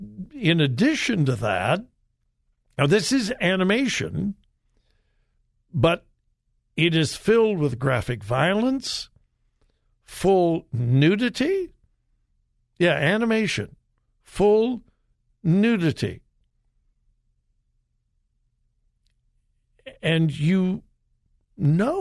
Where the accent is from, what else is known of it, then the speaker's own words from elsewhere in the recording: Southern California, United States; moved away as an adult; now in Ohio, United States; I'm from Southern California. I'm old enough to remember when Disneyland opened in Anaheim. I was very young, but I remember. We used to go there all the time to Disneyland. My high school had their senior all-night party at Disneyland